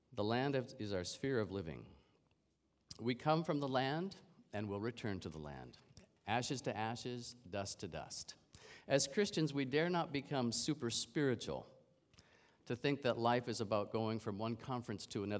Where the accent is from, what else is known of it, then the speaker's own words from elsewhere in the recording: Canada; I'm a Canadian